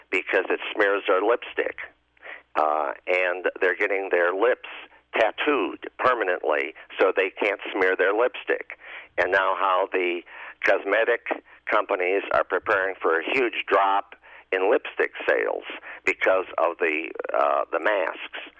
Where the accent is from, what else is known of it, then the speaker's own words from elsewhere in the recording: Chicago, Illinois, United States; I say this as a Catholic. I say this as a Chicagoan and an Illinoisan and a citizen of the United States.